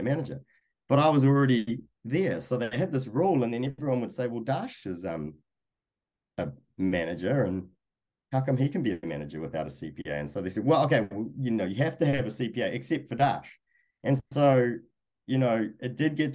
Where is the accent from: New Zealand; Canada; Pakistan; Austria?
New Zealand; moved away as an adult; now in United States; I came from New Zealand